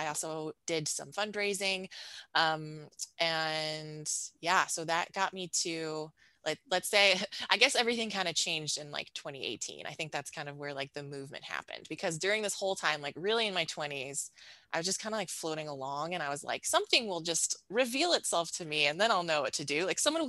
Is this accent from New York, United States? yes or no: yes; Buffalo, New York, United States; moved away as an adult; also born or lived in Ohio; I grew up outside of Buffalo, New York in a rural suburb, and then headed out to undergrad at Denison University, which is right outside of Columbus, Ohio.